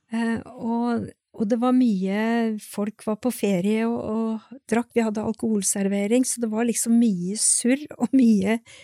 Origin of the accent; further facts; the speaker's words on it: Sjusjøen, Innlandet, Norway; jeg vokste opp på Sjusjøen